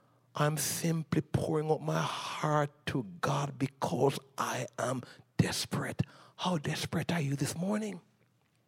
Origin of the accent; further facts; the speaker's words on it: Jamaica; moved away as an adult; I came from Jamaica